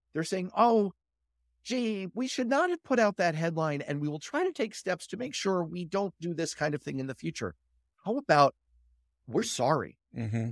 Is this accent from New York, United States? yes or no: yes; New York City, New York, United States; I grew up in Manhattan